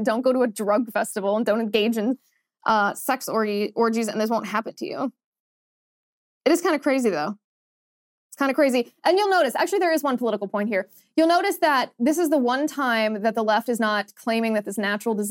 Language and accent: English; Midwest, United States; I'm from the Midwest.